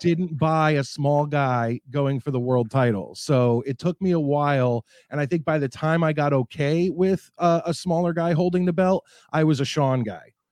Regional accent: New Jersey, United States; moved away as an adult; also born or lived in Philadelphia; now in Connecticut, United States; I am, uh, Marks County, New Jersey. That's where I grew up, right outside of New York City

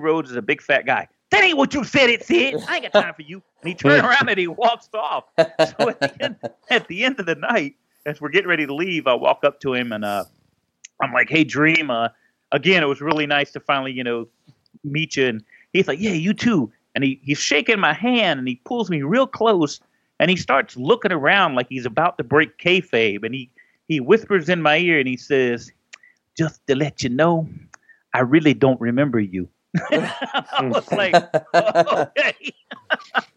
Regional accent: Georgia, United States; also born or lived in Florida; I was born in Florida, but and then we moved to Georgia later

